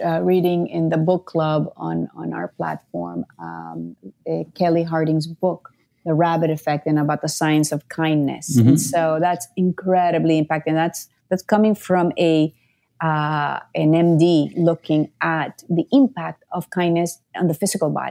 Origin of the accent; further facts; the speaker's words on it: Nicaragua; I grew up in Nicaragua, so very unstable politically.